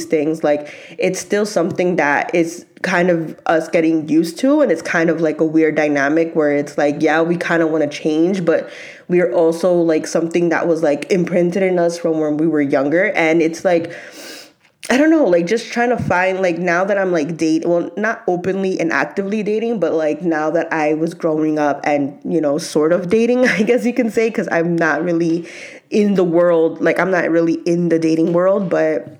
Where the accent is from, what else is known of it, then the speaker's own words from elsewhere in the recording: New York, United States; me growing up in New York and just having like that Hispanic background